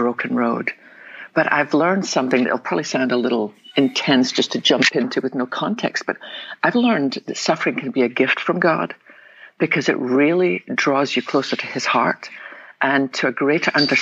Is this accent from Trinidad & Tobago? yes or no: no; west coast of Scotland, United Kingdom; now in Texas, United States; I was born in the west coast of Scotland. Probably tell them my accent.